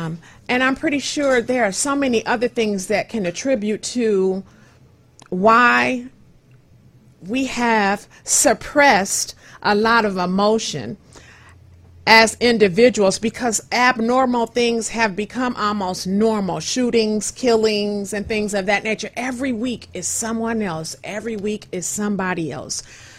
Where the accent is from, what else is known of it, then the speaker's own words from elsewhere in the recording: Inkster, Michigan, United States; the city that I grew up in and I love, Inkster, Michigan